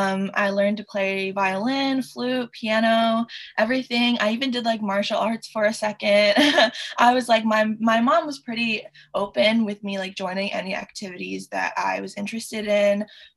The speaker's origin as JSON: {"language": "English", "country": "Hong Kong", "tie": "born or raised there", "also_born_or_lived": "Connecticut, United States", "moved": "as an adult", "lives_now": "New York, United States", "said": "I was born in Connecticut, and then when I was 10, we moved to Hong Kong. So that's the summer between like fourth and fifth grade. And when I was 18, I moved to New York to study theater."}